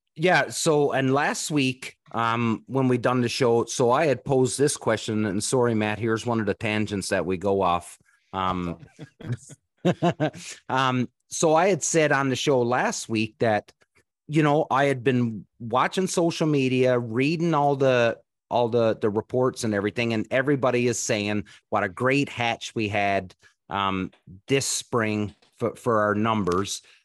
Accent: East Coast of Canada, Canada; I grew up on the East Coast of Canada

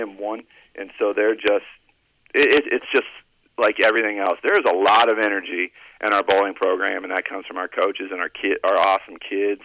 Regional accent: Columbus, Ohio, United States; moved away as an adult; now in Cincinnati, United States; I grew up in Columbus, played sports in Columbus, and until I moved to Cincinnati

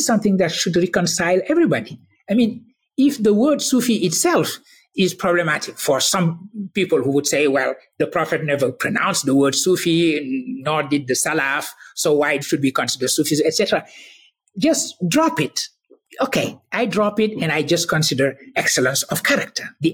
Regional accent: Senegal; I was born in Senegal. I was raised in that Sunni tradition

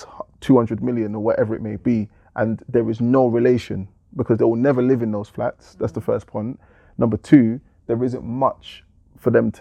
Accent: London, United Kingdom; I grew up in Forest Gate

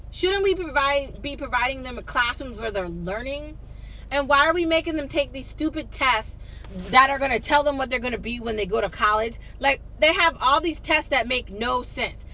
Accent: United States; I'm American. It's how I was raised. It's how I grew up

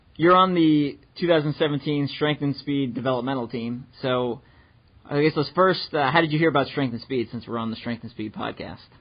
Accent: New York, United States; moved away as an adult; also born or lived in Midwest; I'm from New York

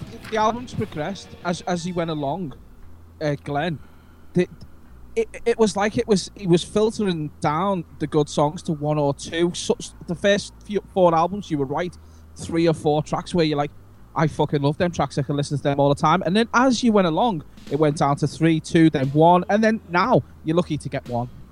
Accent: Liverpool, North West England, United Kingdom; I'm from Liverpool

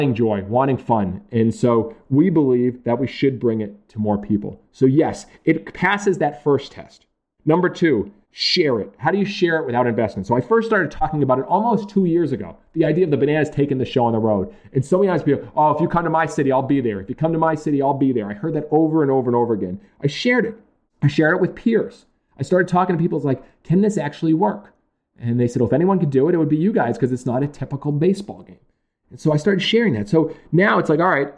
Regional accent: Massachusetts, United States

